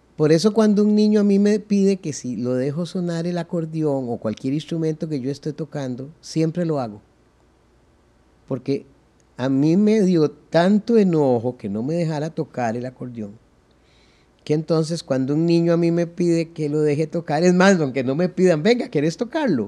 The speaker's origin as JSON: {"language": "Spanish", "region": "San José", "country": "Costa Rica", "tie": "born or raised there", "also_born_or_lived": "Zapote", "said": "yo nací en la maternidad Carid y los primeros once meses los viví en barrio Cristo Rey"}